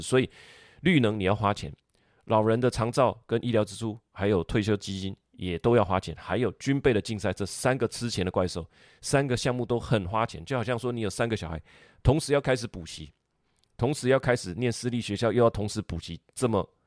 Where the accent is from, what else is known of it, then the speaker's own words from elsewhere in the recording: Taiwan; 我们讲台语都会通的哈